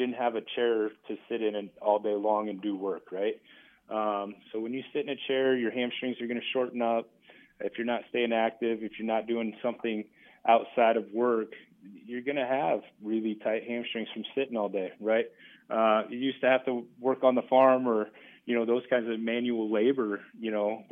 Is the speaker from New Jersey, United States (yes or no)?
no; Battle Creek, Nebraska, United States; I'm from Battle Creek.